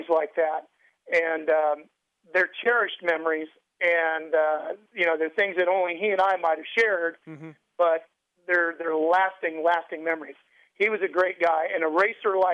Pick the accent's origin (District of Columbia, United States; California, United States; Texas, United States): California, United States; Sacramento; I grew up in Sacramento, so I just moved back there